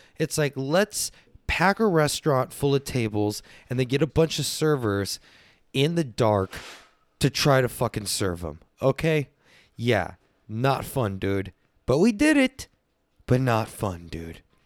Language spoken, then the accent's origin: English; Texas, United States; I'm from Texas